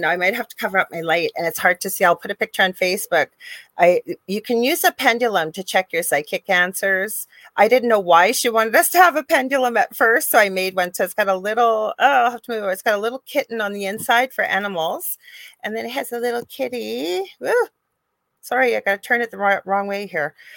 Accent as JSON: {"language": "English", "country": "Canada", "said": "I am a Canadian uh, spiritual psychic medium"}